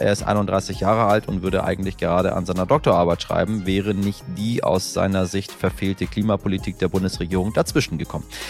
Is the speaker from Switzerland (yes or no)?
no; Northern Germany, Germany; als Norddeutscher